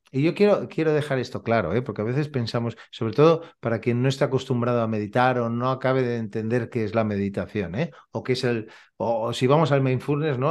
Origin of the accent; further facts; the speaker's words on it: Badalona, Catalonia, Spain; Yo soy de Badalona. Eh, vivo en Badalona y aquí tenemos mar